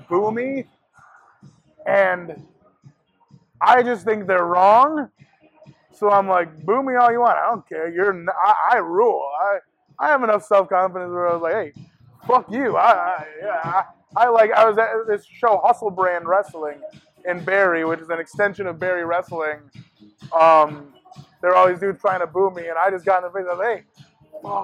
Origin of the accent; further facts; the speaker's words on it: Buffalo, New York, United States; I'm from Buffalo.